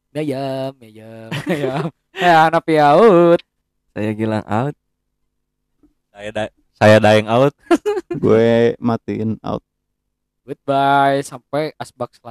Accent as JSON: {"language": "Indonesian", "town": "Bandung", "region": "West Java", "country": "Indonesia", "said": "kalau kan kita orang Bandung asli nih"}